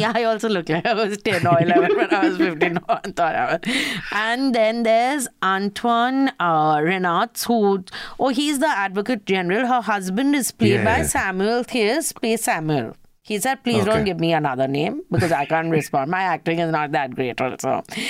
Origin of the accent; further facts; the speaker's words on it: India; Yeah, also, we are from India.